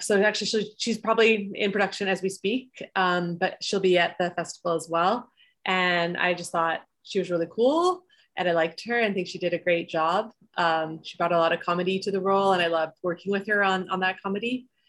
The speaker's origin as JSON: {"language": "English", "town": "Edmonton", "region": "Alberta", "country": "Canada", "tie": "born or raised there", "said": "I was born in Edmonton"}